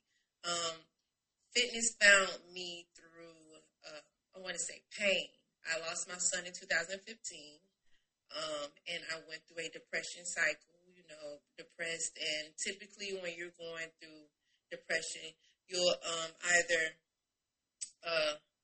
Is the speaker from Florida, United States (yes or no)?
yes; Tallahassee, Florida, United States; moved away as an adult; I am from Florida, Tallahassee, Florida. I relocated here in 2015, been here ever since.